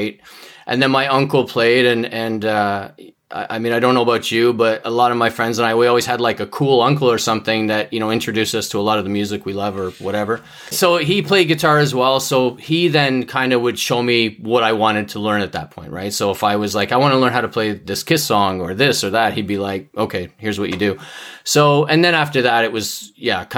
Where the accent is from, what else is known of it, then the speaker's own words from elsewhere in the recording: Canada; I'm Canadian